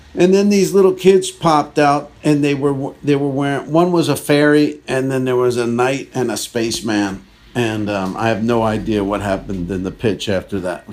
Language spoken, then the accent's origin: English; New Jersey, United States; I'm from Edgewater. I mean, I'm from New Jersey.